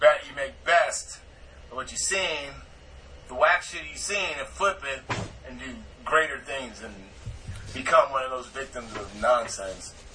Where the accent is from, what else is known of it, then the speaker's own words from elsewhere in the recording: Madison, Wisconsin, United States; moved away; I grew up with him in Wisconsin